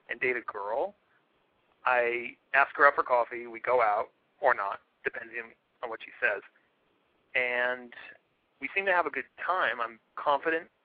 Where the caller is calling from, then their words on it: San Francisco, California, United States; No, I'm 30 from San Francisco.